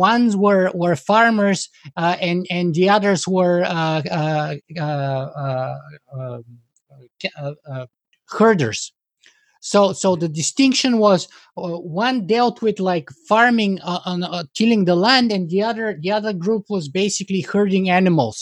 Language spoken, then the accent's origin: English; Bulgaria; I come from the Eastern Bloc, from Bulgaria